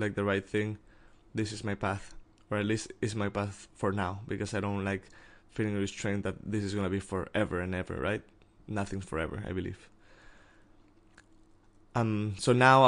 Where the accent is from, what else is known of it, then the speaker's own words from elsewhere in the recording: Mexico; I'm from Mexico